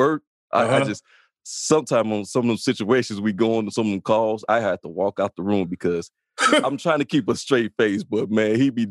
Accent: Chicago, Illinois, United States; I grew up in the South Side of Chicago in Inglewood neighborhood

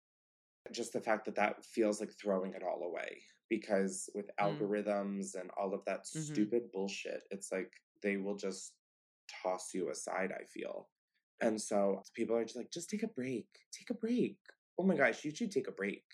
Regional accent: East Coast, United States; now in Los Angeles, United States; I'm from the East Coast

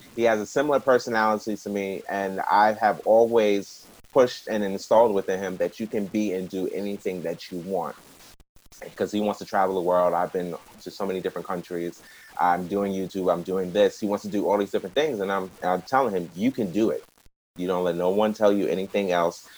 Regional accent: New York, United States; I'm not from New Jersey, I'm from New York. It's easier in New York because we got trains and buses everywhere.

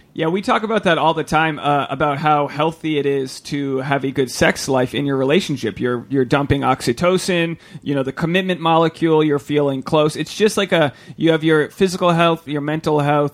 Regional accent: Rhode Island, United States; I'm from Rhode Island, which is like Puritan capital of the world

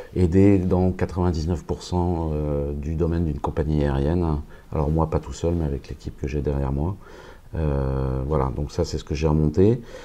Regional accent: France; moved away as an adult; also born or lived in Moscow, Russia; je suis français, je suis arrivé à Moscou il y a trois ans

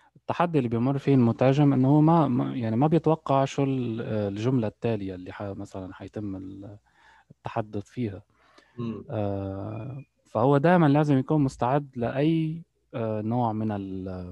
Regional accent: Lebanon; born or raised there; moved away as an adult; also born or lived in United Arab Emirates; now in Canada

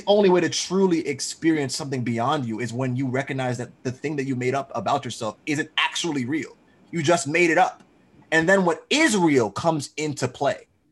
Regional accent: Georgia, United States; I'm from Georgia.

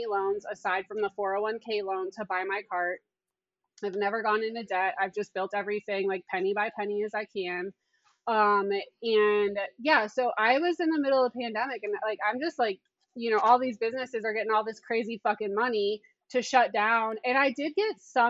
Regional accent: Wellington, Ohio, United States; I'm from Wellington, Ohio, small town, like 8,000 people

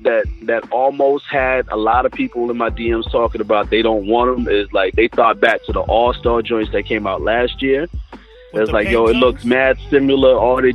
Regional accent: South Carolina, United States; Like, I used to go up there a lot to the point where, like, people was like, yo, you from New York? No, I'm from South Carolina.

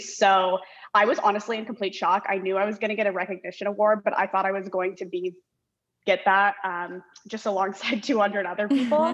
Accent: Orange County, California, United States; moved away as an adult; also born or lived in Los Angeles / Washington, D.C.; I'm originally from Orange County. California

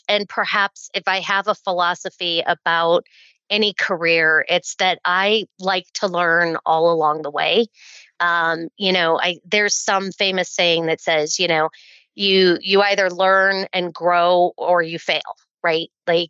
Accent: Oklahoma, United States; born there; also born or lived in Pittsburgh, Pennsylvania; My dad was in the Air Force, so we did tour around a little bit. I was born near Tinker Air Force Base.

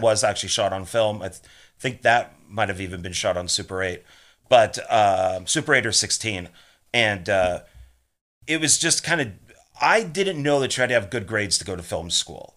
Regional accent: Marin County, Bay Area, California, United States; also born or lived in Los Angeles, California; I was born in Los Angeles, but raised in the Bay Area

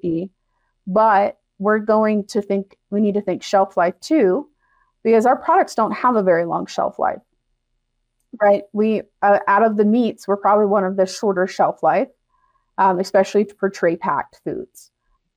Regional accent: Delaware, United States; moved away as an adult; also born or lived in Mississippi; now in Wyoming, United States; I grew up in Delaware, you know, where the chickens outnumber the people

